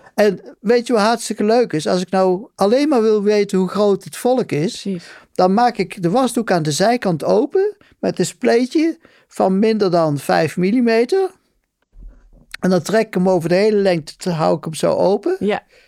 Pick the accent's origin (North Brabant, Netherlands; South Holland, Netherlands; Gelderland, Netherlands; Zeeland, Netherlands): Gelderland, Netherlands; Betuwe; moved away; ik kom uit de Betuwe